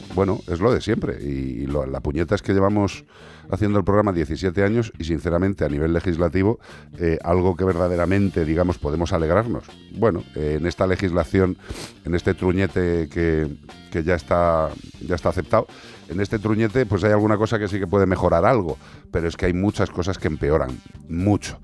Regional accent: El Casar, Spain; de mi pueblo, del Casar

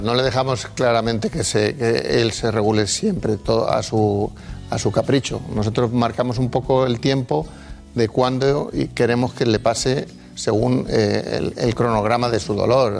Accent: Madrid, Community of Madrid, Spain; yo nací en Madrid, pero eh, los orígenes de mis padres en, en Palencia

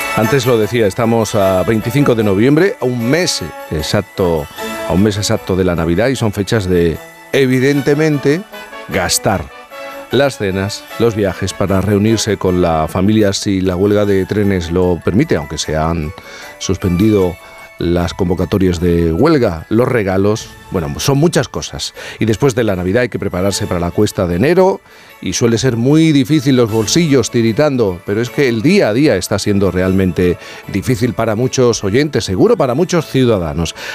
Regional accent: Jerez de la Frontera, Andalusia, Spain; yo soy de Jerez

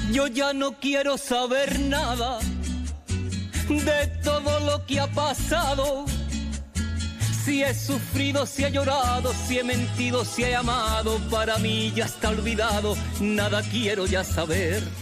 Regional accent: Algeciras, Andalusia, Spain; Algeciras y, de mi tierra y de toda mi gente

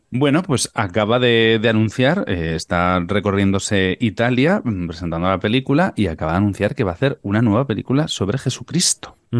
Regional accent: Tafalla, Navarre, Spain; moved away; sigo en mi tierra porque de Tafalla, como yo

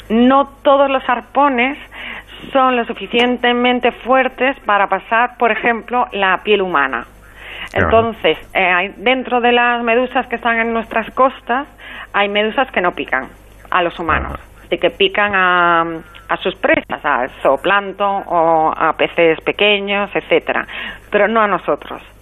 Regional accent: Galicia, Spain; now in Cádiz, Spain; yo soy gallega, pero aquí en Cádiz se comen las anémonas

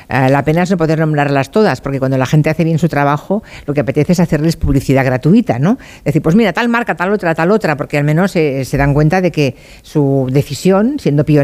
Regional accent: Galicia, Spain

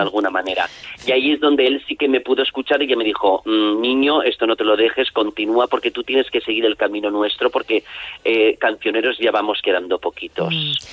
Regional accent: Castellón de la Plana, Valencian Community, Spain; Aquí en mi pueblo, debuté en mi pueblo, en el Grau de Castellón

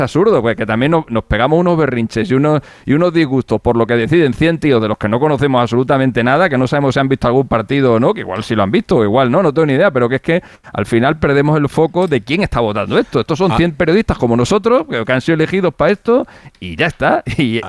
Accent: Spain; somos españoles

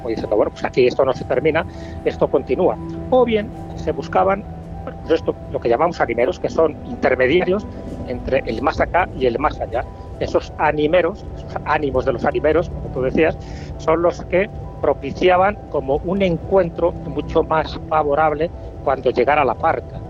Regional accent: León, Castile and León, Spain; como soy de León

